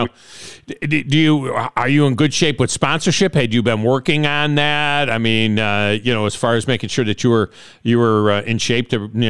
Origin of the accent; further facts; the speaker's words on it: Finger Lakes, New York, United States; moved away; I grew up in the Finger Lakes of New York